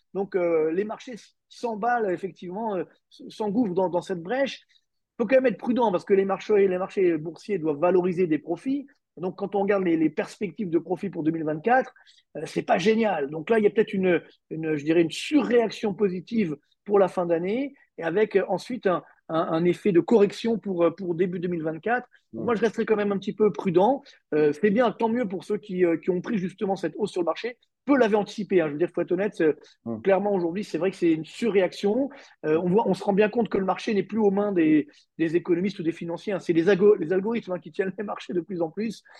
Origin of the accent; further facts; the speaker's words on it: France; chez nous en France